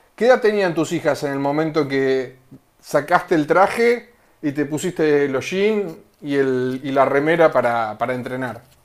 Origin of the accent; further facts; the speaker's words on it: Pinamar, Buenos Aires Province, Argentina; nosotros somos de, de Pinamar